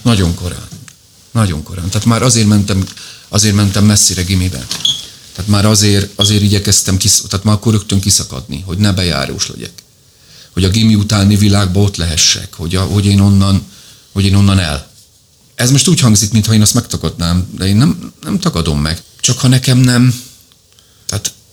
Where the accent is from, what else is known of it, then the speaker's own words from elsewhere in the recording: Szegvár, Csongrád-Csanád, Hungary; a nagyszülőknél éltünk. Tehát, hogy én benne voltam, és nem úgy, hogy a hétvégén elvittek, hanem ott nőttem föl